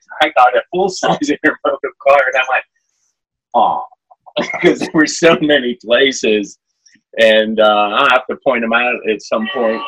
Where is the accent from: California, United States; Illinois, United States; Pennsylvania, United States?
Pennsylvania, United States; now in Virginia, United States; growing up in Pennsylvania